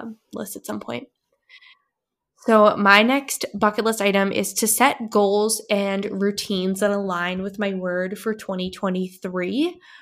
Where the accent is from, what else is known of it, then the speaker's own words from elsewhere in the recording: New Hampshire, United States; I grew up in New Hampshire